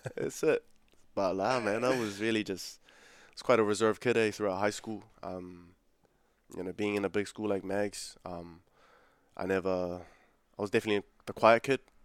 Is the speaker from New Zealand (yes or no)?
yes; Auckland, New Zealand; also born or lived in Fiji / Mangere; I grew up in South Auckland, man. Um, grew up in South Auckland, but I used to live in Fiji earlier. I was born here, uh, born in Auckland.